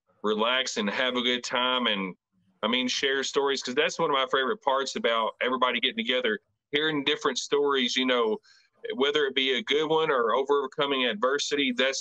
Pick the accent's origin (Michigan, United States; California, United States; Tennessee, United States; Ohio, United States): Tennessee, United States; Growing up in Tennessee, I love the outdoors.